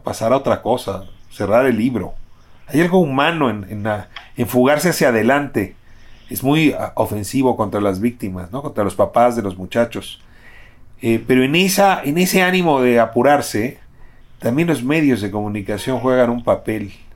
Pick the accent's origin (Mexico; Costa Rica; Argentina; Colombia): Mexico; como mexicano